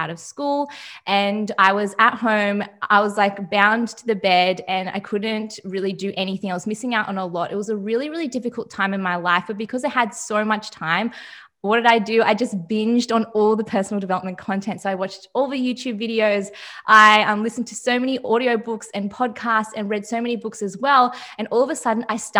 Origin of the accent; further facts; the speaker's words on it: Melbourne, Victoria, Australia; I am 22 and I'm from Melbourne, Australia.